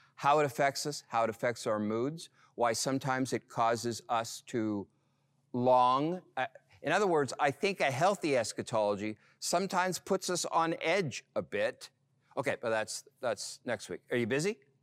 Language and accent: English; Montreal, Quebec, Canada; growing up in Montreal